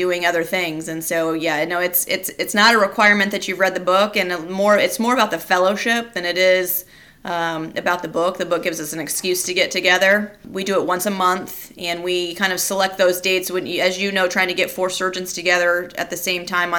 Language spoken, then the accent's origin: English; Kansas, United States; moved away as an adult; also born or lived in Detroit, Michigan / Memphis, Tennessee / Roanoke, Virginia; I am a Kansas native, so I'm happy to be in my home state